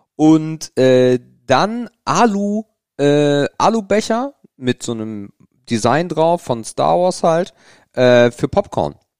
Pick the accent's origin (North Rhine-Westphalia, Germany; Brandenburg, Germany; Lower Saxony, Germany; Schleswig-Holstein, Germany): Schleswig-Holstein, Germany; Grevenkop; also ich komme ja nicht direkt aus Krempe, das ist auch schon wieder lustig, wenn man nicht aus Krempe kommt, weil danach kommt eigentlich nichts, sondern aus Grevenkop